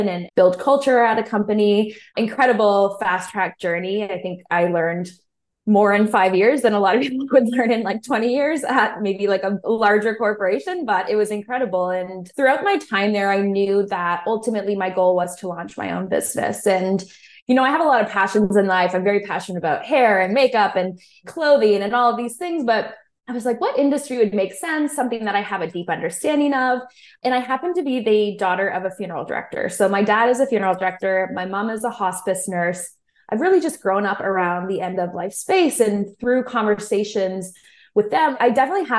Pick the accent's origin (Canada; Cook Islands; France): Canada; Aurora, Ontario; also born or lived in Guelph, Ontario; I grew up in Aurora, Ontario.